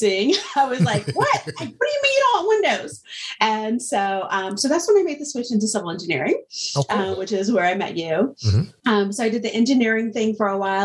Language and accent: English; Indiana, United States; moved away as an adult; also born or lived in North Carolina; I'm originally from Indiana